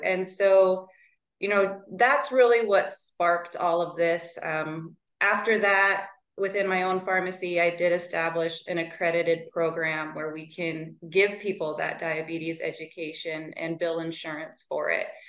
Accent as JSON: {"language": "English", "region": "Montana", "country": "United States", "tie": "born or raised there", "said": "step in as manager in my hometown pharmacy"}